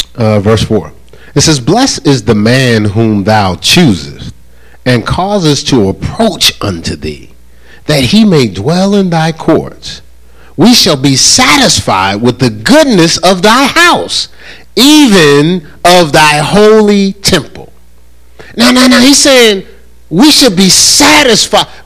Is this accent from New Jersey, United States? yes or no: yes; New Jersey, United States; now in North Carolina, United States; I am from New Jersey